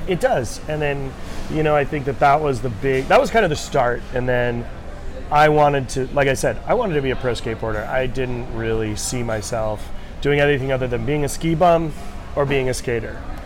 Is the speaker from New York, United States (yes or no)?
no; Rhode Island, United States; moved away; I grew up in New England, uh, Rhode Island to be specific